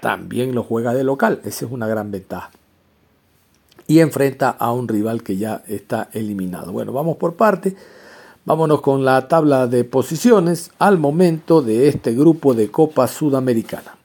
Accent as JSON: {"language": "Spanish", "country": "Ecuador", "said": "como ecuatorianos"}